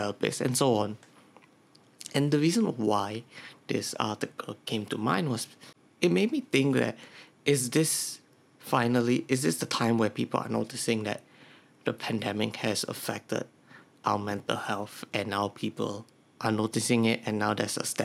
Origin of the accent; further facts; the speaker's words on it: Singapore; I'm from Singapore